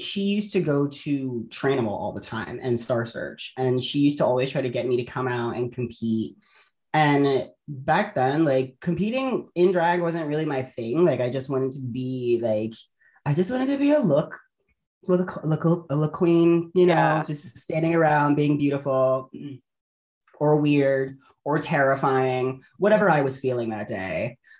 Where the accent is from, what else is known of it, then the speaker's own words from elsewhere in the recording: Baltimore, Maryland, United States; moved away; I'm originally from Baltimore, Maryland